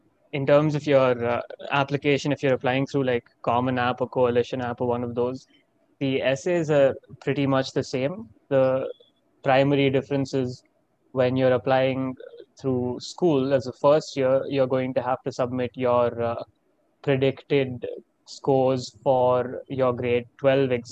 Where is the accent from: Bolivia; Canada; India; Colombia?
India; Bangalore, Karnataka; moved away as an adult; also born or lived in Coventry, United Kingdom; now in Ann Arbor, United States; I am from India and I am an Indian citizen. I went to Delhi Public School, Bangalore East